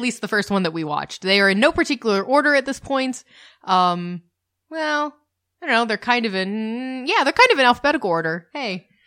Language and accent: English; United States; We're the American couple